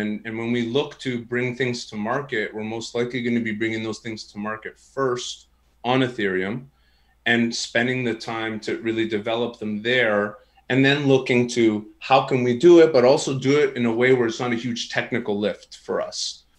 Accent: Canada; And you probably could tell I'm Canadian with the way that I said

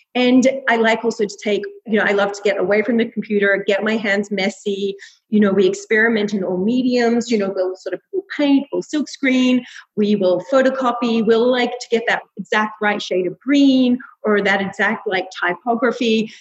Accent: Melbourne, Victoria, Australia; moved away as an adult; now in New York, United States

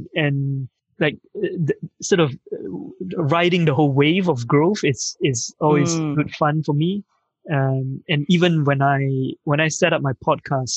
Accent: Malaysia; moved away as an adult; now in United Kingdom; I'm from Malaysia. I grew up in Malaysia. I came to the UK 15 years ago. So I studied in university here

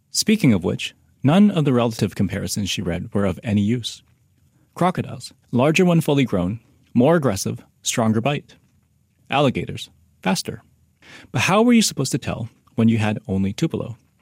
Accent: Vancouver, British Columbia, Canada; moved away as an adult; also born or lived in Halifax; I grew up in Vancouver when I was a kid

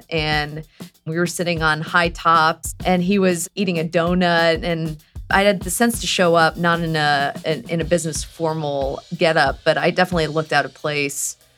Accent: Houston, Texas, United States; moved away; I'm actually from Houston, Texas

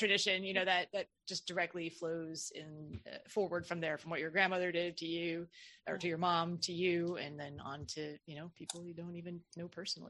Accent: Midwest, United States; now in Southern United States; I grew up in the Midwest and I live in the South now

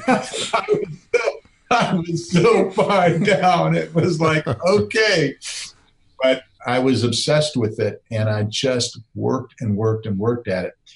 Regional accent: Wisconsin, United States; I grew up in Wisconsin

